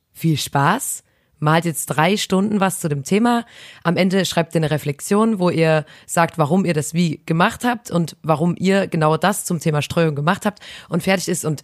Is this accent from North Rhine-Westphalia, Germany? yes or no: no; Chemnitz, Saxony, Germany; bei uns in Chemnitz